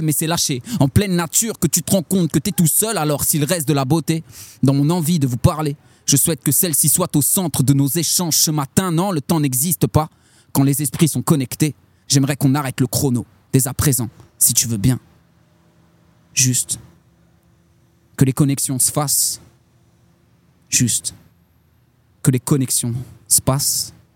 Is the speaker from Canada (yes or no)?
no; Châlons-en-Champagne, Grand Est, France; Chalam, c'est Chalon Champagne. C'est en amont, à, à l'est de Paris, en amont, sur la Marne, deux cents kilomètres à peu près. Et, euh, voilà, c'est là d'où je viens